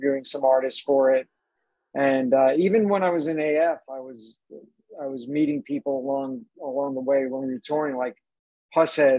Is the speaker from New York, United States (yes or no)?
yes; Suffolk County, Long Island, New York, United States; outside of Long Island, where I grew up in Suffolk County.